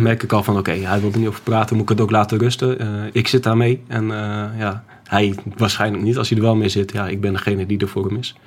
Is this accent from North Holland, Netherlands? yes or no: no; Groningen, Netherlands; also born or lived in Schiphol / Apeldoorn; ik kom uit Groningen.